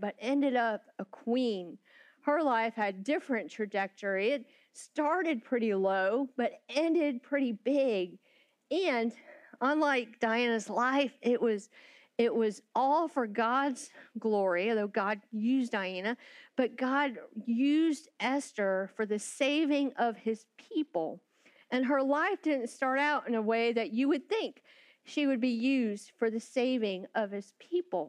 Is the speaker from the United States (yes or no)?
yes; Florida, United States; I grew up in Florida a few hours from the most magical place on earth